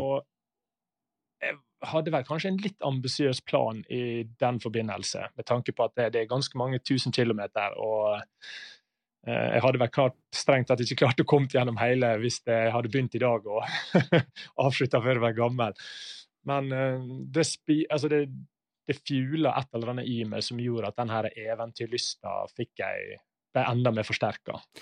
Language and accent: Norwegian; Ålesund, Møre og Romsdal, Norway; now in Bergen, Norway; Jeg er født og oppvokst i Ålesund, men derfor har jeg litt løyen dialekt